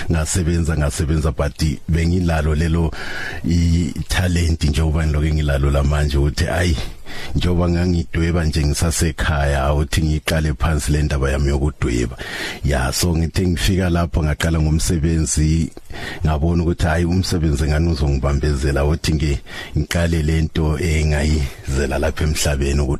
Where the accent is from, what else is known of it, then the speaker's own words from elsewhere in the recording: Bulawayo, Zimbabwe; moved away as an adult; now in Johannesburg, South Africa; ngiqede khona ekhaya eZimbabwe eh ngifunda emagwegwe ebulawayo ya ngiyeza lapha egoli ngo1996